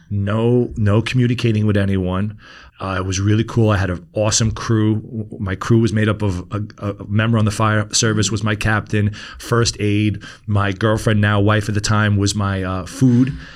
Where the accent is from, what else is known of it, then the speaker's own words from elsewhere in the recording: New York City, New York, United States; we grew up in Queens